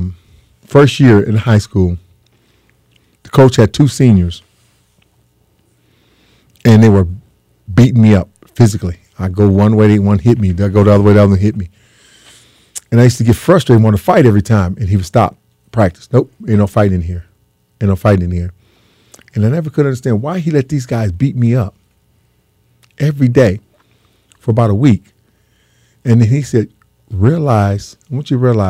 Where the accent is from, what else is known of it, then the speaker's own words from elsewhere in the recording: San Diego, California, United States; moved away as an adult; San Diego State is right in my backyard because I grew up in San Diego